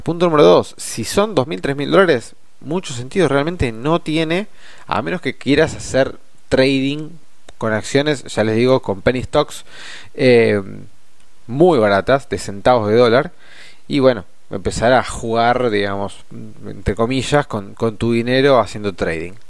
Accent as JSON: {"language": "Spanish", "country": "Argentina", "said": "a nosotros como argentinos"}